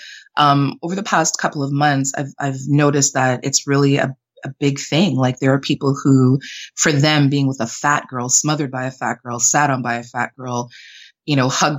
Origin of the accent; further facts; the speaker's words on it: Canada; also born or lived in Jamaica; I'm Jamaican Canadian, but I was born in Jamaica, raised in Canada.